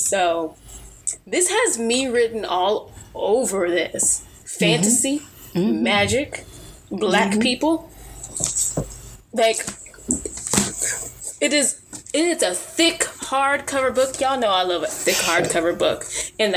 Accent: United States; I African American, born and raised in America

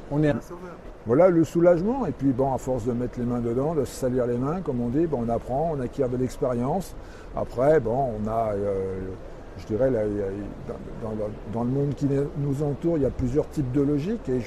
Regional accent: Paris, Île-de-France, France; moved away as an adult; also born or lived in Trévoux; je suis parisien d'origine.

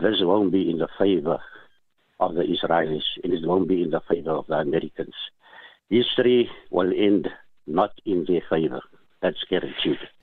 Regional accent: South Africa; As a South African

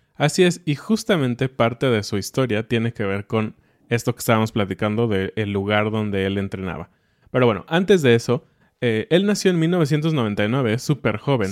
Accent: Mexico; como mexicanos

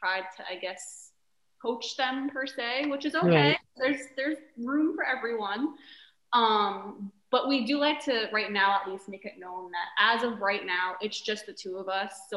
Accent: Long Island, New York, United States; also born or lived in Houston; now in Windermere, United States; my parents live in New York still, where we're originally from Long Island

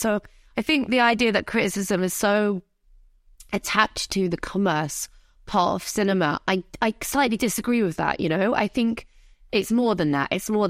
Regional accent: United Kingdom; I consider myself North African Arab, but, you know, it's kind of, it's all part of my identity. But yeah, British Ar

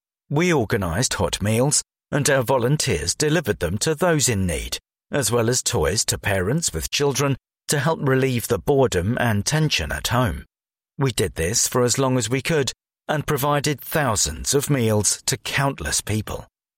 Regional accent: Hackney, London, United Kingdom; I was born in Westminster, grew up in Hackney and was a rabbi in Stoke Newington.

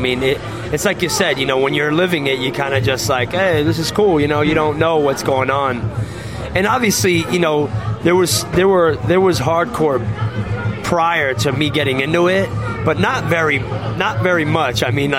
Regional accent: New Jersey, United States; born there; I was born in New Jersey, so I had a lot of family in New Jersey.

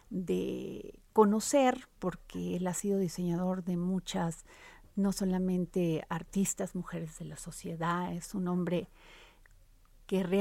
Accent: Mexico; No te tengo más que agradecer como mexicana

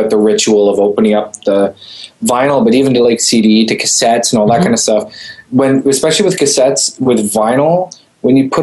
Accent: Canada; I am Canadian

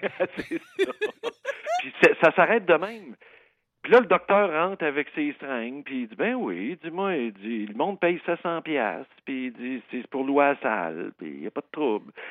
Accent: Saint-Jean-sur-Richelieu, Quebec, Canada; Ça, c'est ma, ville natale

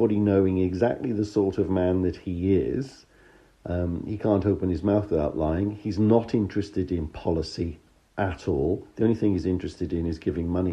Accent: United Kingdom; As a Brit, I'd love to be able to argue with you about your rather strong description of my country

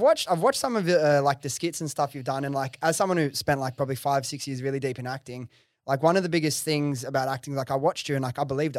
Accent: Sydney, New South Wales, Australia; I grew up in Western Sydney, which is, like, very multicultural.

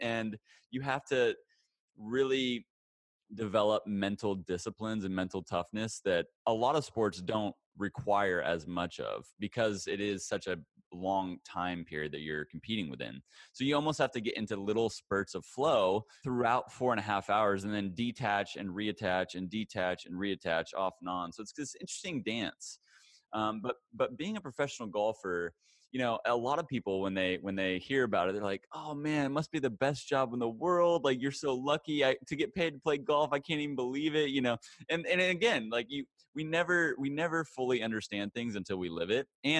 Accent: Hutchinson, Kansas, United States; I'm from Hutchinson. So central.

